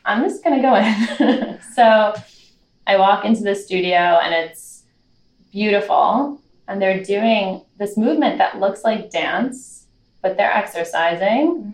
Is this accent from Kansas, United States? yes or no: no; New York, United States; I grew up in New York